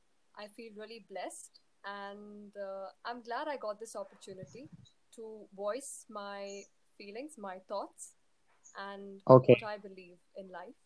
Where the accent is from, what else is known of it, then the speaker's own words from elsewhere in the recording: Jammu and Kashmir, India; also born or lived in Pune; now in Mumbai, India; I was born and raised in Jammu and Kashmir.